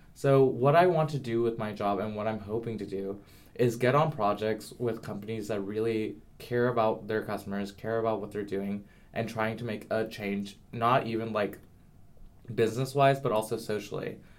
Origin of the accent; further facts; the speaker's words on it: the South, United States; I'm from the South